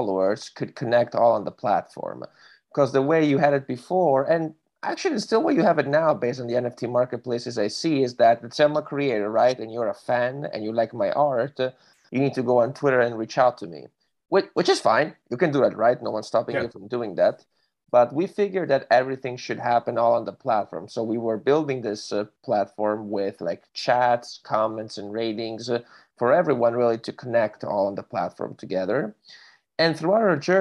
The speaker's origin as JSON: {"language": "English", "town": "Miami", "region": "Florida", "country": "United States", "tie": "born or raised there", "also_born_or_lived": "Italy", "said": "I've been living in Miami for like the past 15 years, so I grew up there."}